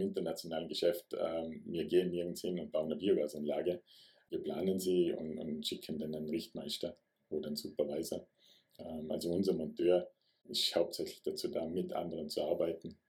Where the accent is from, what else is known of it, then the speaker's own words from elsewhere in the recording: Vorarlberg, Austria; Ich bin ein Vorarlberger